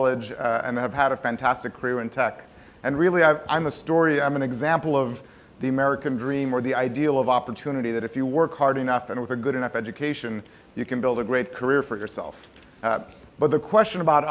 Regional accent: Tehran, Tehran Province, Iran; We grew up in Tehran, Iran, not very far from here

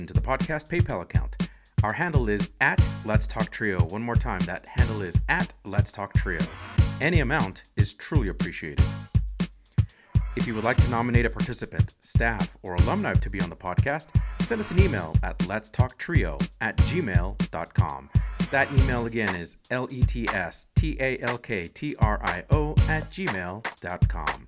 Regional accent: Los Angeles, California, United States; I'm also originally from Los Angeles. Originally from California, but from Los Angeles

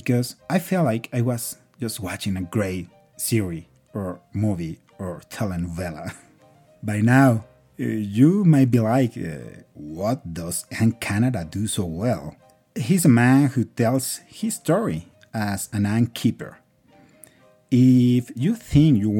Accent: Mexico; English is a second language; now in Colombia; I am from Mexico, but I live in Colombia.

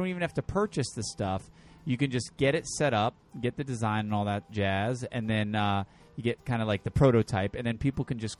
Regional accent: New Haven, Connecticut, United States; moved away; I'm from New Haven.

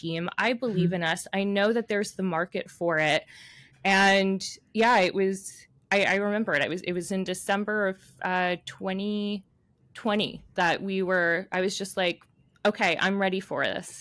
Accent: New York City, New York, United States; I grew up in New York City

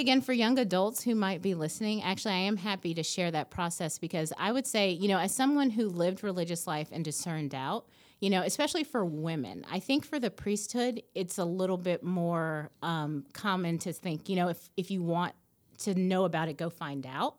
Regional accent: Nashville, Tennessee, United States; I grew up here in Nashville

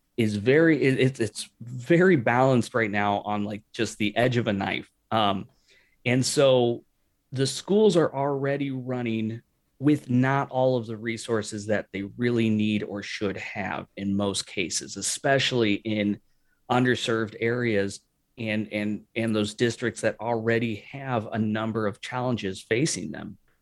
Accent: St. Louis, Missouri, United States; moved away as an adult; also born or lived in West Coast; I was from Saint Louis

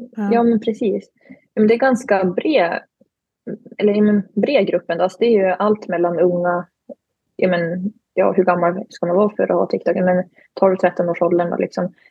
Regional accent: Glen, Jämtland, Sweden; moved away as an adult; now in Umeå, Sweden; kommer från Glen i Jämtland, tillhör Tåssåsens sameby där jag och min familj bedriver renskötsel

